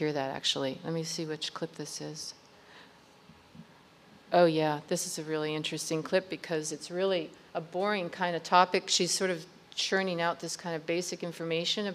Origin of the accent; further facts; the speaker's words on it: United States; as an American